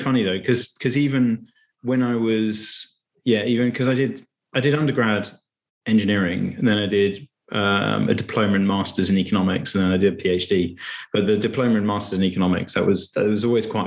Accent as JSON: {"language": "English", "town": "Cambridge", "region": "East of England", "country": "United Kingdom", "tie": "born or raised there", "said": "I grew up in Cambridge with an entrepreneurial family."}